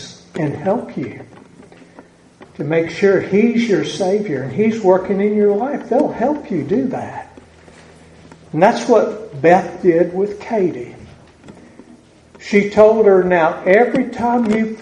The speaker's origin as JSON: {"language": "English", "region": "the South", "country": "United States", "accent": "southern", "said": "my southern accent"}